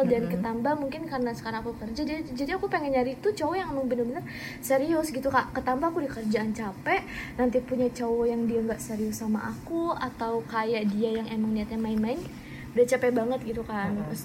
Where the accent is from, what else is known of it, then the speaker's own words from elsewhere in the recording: Bandung, West Java, Indonesia; now in Bogor, Indonesia; betul aku asli Bandung nah udah gitu karena papa aku pindah kerja ke Bogor jadi aku tinggal di Bogor jadi aku kayak kangen banget sama kota asal aku gitu